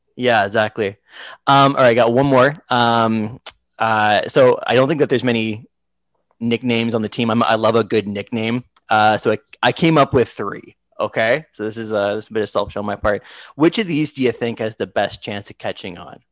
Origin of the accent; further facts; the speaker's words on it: Canada; I'm from Canada